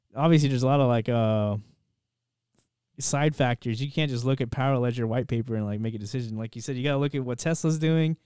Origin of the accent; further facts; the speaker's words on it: United States; as an American